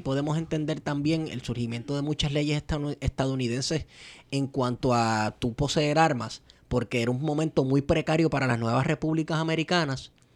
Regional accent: Venezuela; Estoy hablando como venezolano

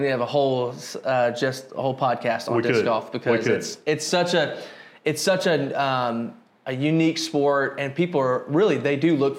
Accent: Albany, Georgia, United States; now in Americus, United States; I come from Albany, and we're called Albanians.

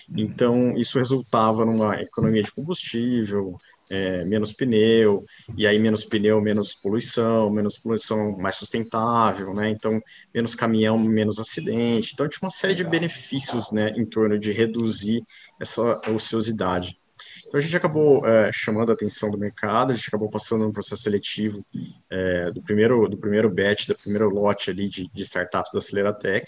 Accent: São José do Rio Preto, São Paulo, Brazil; also born or lived in Campinas; nascido em Campinas, criado em São José do Rio Preto, interior de São Paulo

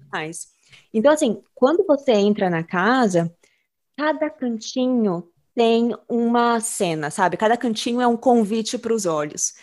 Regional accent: São Paulo, Brazil; moved away; eu cresci em São Paulo

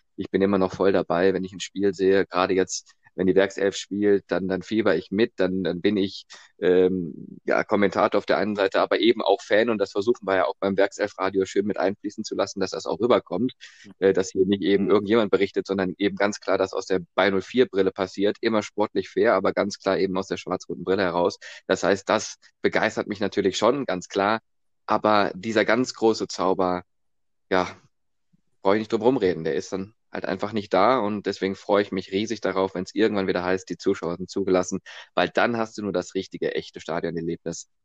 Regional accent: Remscheid, North Rhine-Westphalia, Germany; ich komme aus Remscheid

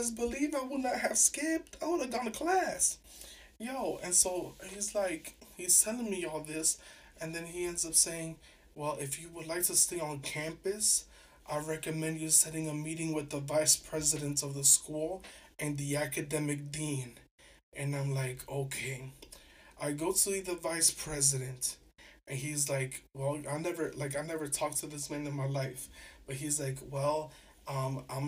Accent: New York City, New York, United States; I'm from New York City. I grew up, like, being kind of ghetto

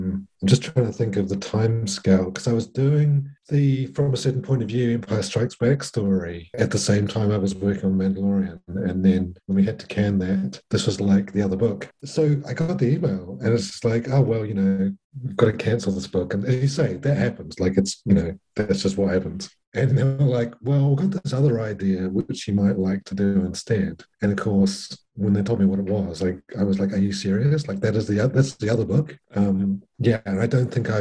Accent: New Zealand; I'm from New Zealand

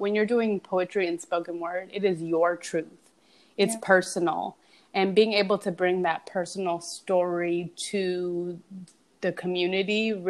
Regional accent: Los Angeles, California, United States; growing up in Los Angeles, like we're real LA girls

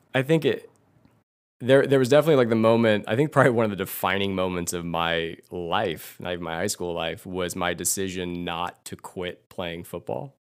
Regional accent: Livermore, California, United States; born or raised there

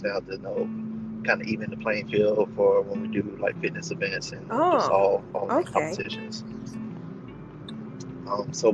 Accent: Augusta, United States; I ended up moving back to my hometown in Augusta

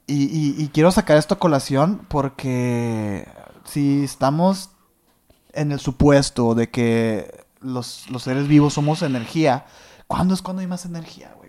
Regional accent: northern Mexico, Mexico

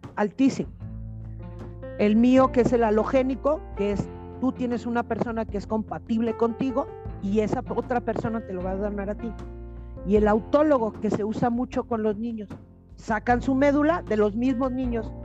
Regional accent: Jalisco, Mexico; yo soy de Jalisco

